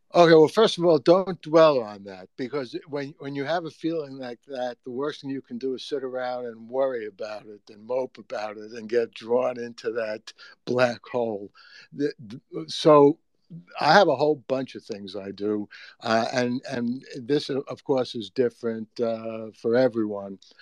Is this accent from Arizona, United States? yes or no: no; New York City, New York, United States; I grew up in the Bronx